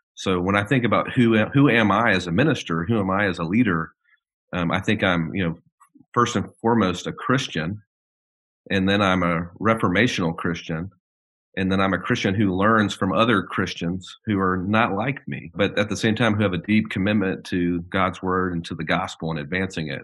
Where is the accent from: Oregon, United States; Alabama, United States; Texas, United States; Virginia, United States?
Alabama, United States; Birmingham; I am from Birmingham, Alabama. I was born and raised in Birmingham